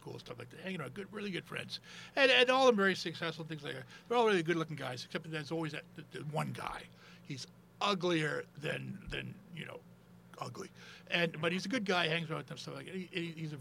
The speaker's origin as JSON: {"language": "English", "country": "United States", "said": "I was from the States"}